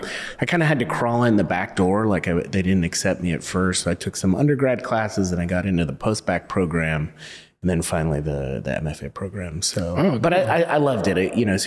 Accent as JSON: {"language": "English", "region": "California", "country": "United States", "tie": "born or raised there", "said": "So I was born in California, moved all over California, Northern and Southern California."}